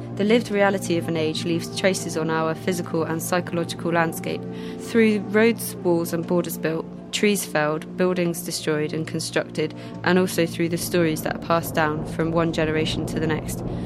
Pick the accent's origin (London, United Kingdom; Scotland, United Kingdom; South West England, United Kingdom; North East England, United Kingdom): South West England, United Kingdom; Bristol; I grew up in Redfield